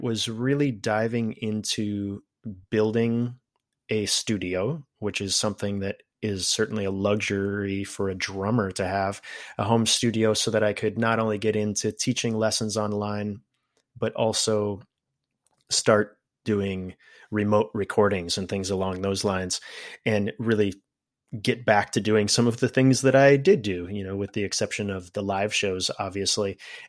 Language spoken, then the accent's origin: English; Wisconsin, United States; also born or lived in Terre Haute, Indiana / Minnesota; now in Oregon, United States; I was born in Terre Haute, Indiana, a place that I don't remember much about because I left when I was very young, but lived most of my growing up years in various spots of Wisconsin and Minnesota. And eventually in 06, moved myself out this way to Oregon.